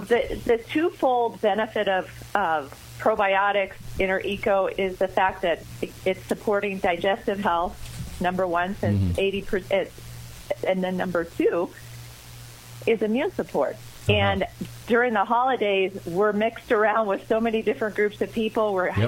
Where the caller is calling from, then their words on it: Colorado, United States; Well, today I'm in Colorado, so I was up a little earlier.